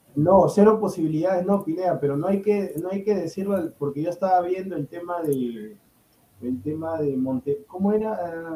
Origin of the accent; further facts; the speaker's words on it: Peru; soy peruano